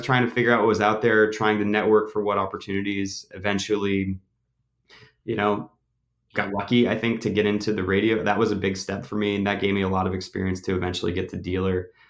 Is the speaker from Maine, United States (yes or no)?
yes; Auburn, Maine, United States; moved away as an adult; also born or lived in Burlington, Vermont; I grew up in Auburn, Maine, so that's about a half hour north of Portland